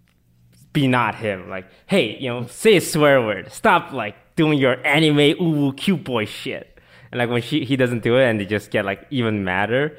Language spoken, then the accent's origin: English; Canada; now in United States; I'm Canadian